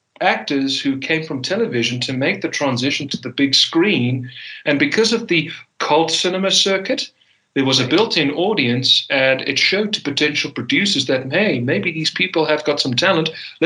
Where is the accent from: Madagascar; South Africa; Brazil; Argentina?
South Africa; accent: Afrikaner; I thankfully, by the grace on high, shed my Afrikaner accent. I don't speak with an Afrikaner accent whatsoever.